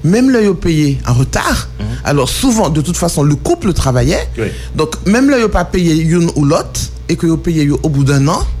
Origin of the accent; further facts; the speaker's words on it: DR Congo; French is a second language; Pour le moment, je parle ma seconde langue, c'est le Lingala, et je comprends le Swahili. Donc, mon, mon enfance au Congo m'a beaucoup marqué